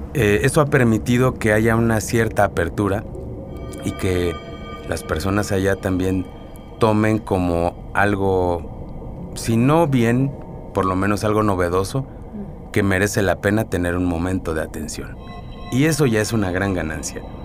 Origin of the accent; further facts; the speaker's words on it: Mexico; nosotros como mexicanos, como latinos